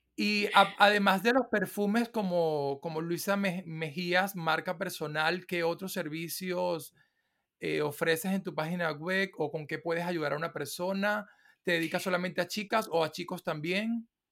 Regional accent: Venezuela; yo soy de Venezuela

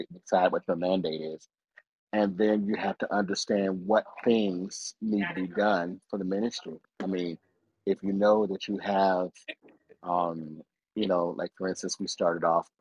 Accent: United States; I was born in America

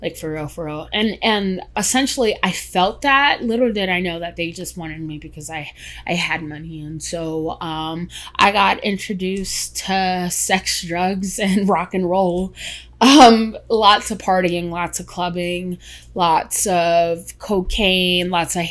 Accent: New York City, New York, United States; also born or lived in Queens, New York; I was born in the Bronx, New York. Then we moved to Queens when I was 11

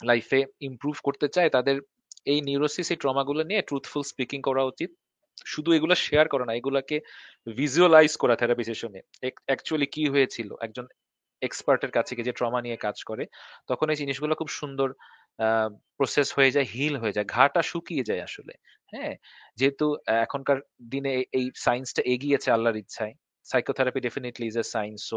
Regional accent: Dhaka, Dhaka Division, Bangladesh; আমারও ভোলার কিছু না আমি তো ঢাকায় বড় হইছি আমারও

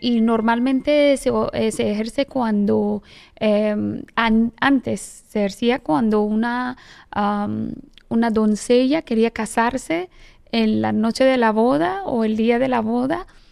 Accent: Iran; Spanish is a second language; moved away as an adult; now in Dominican Republic; soy iraní, tengo ah, casi 18 años viviendo en República Dominicana. Llegué aquí 2005

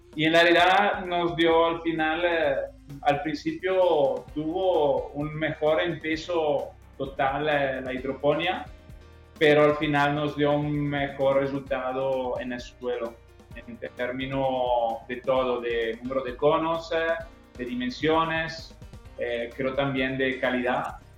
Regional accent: Italy; accent: Italian; Spanish is a second language; moved away as an adult; also born or lived in Spain / Chihuahua, Mexico; now in Guadalajara, Mexico; yo soy italiano del acento

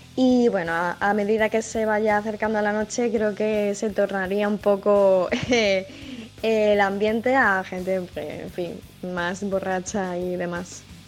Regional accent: Marbella, Andalusia, Spain; moved away as an adult; now in Ireland; soy de Marbella, España, y vivo en Irlanda hace un mes y medio

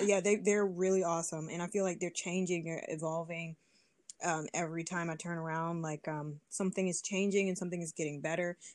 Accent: Detroit, Michigan, United States; growing up in Detroit, we uh, went, me and my siblings, we went to Detroit public schools

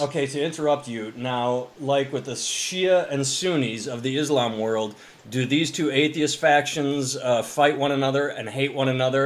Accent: Midwest, United States; moved away as an adult; also born or lived in Boston, Massachusetts; when I was growing up in the Midwest, I had never heard of Columbus Day

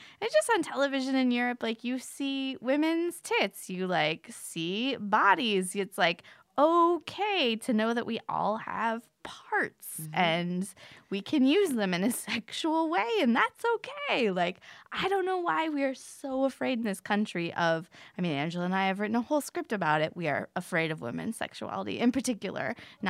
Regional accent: Florida, United States; I'm from Florida.

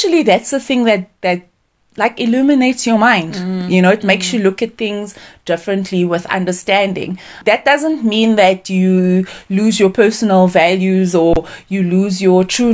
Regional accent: South Africa; moved away as an adult; also born or lived in Saudi Arabia; as a colored South African in my household growing up, I literally spoke English and Afrikaans.

